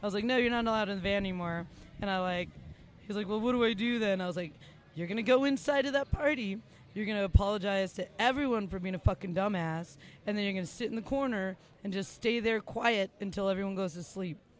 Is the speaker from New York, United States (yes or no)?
no; Los Angeles, California, United States; moved away as an adult; also born or lived in Lexington, Kentucky; I was born in East